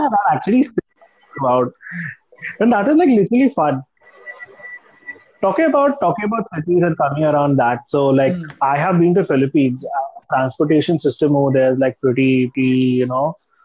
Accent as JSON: {"language": "English", "town": "Mumbai", "region": "Maharashtra", "country": "India", "tie": "born or raised there", "said": "Being born and raised in Mumbai"}